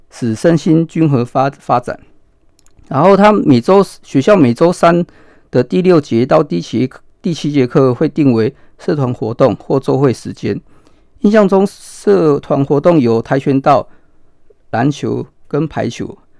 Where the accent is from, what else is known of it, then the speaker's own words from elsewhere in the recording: Hualien, Hualien County, Taiwan; 我是土生土长的花莲人